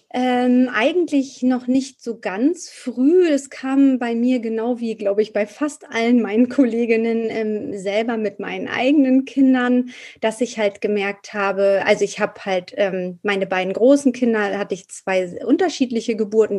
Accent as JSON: {"language": "German", "region": "Hamburg", "country": "Germany", "said": "Ich komme aus Hamburg"}